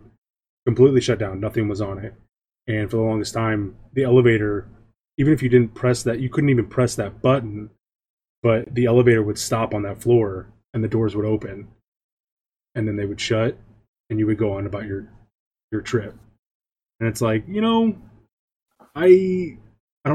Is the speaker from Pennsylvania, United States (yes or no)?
no; St. Louis, Missouri, United States; I'm from St. Louis, Missouri